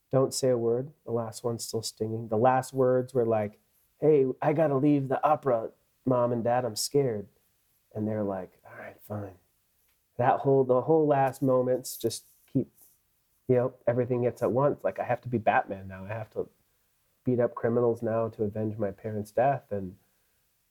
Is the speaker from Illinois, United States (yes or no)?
yes; Illinois, United States; I grew up in Illinois